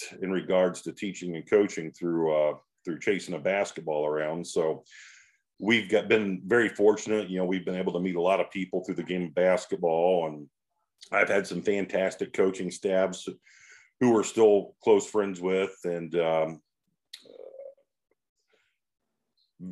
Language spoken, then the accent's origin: English; Northern Indiana, United States; moved away; also born or lived in Northwest Ohio; I grew up in Northern Indiana